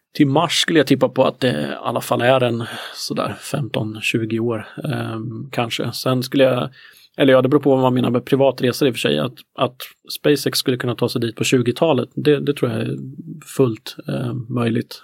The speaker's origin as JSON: {"language": "Swedish", "area": "Närke", "region": "Örebro County", "country": "Sweden", "tie": "born or raised there", "said": "jag är ju närking i grunden"}